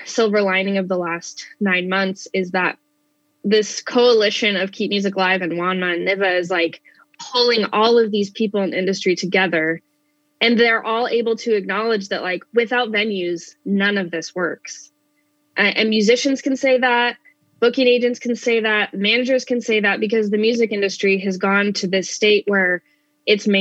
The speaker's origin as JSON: {"language": "English", "town": "Spokane", "region": "Washington", "country": "United States", "tie": "born or raised there", "said": "a good friend that actually I grew up with here in Spokane"}